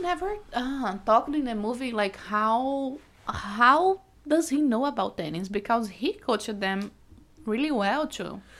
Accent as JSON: {"language": "English", "country": "Brazil", "also_born_or_lived": "Iowa City, United States", "second_language": "English", "moved": "as an adult", "lives_now": "United States", "said": "I'm from Brazil, so we met in two thousand nineteen when I was here studying the University of Iowa"}